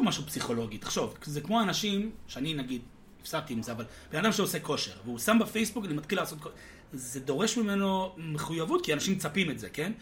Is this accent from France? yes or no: no; United States; now in Israel; בתור אמריקאי שגדלתי בארצות הברית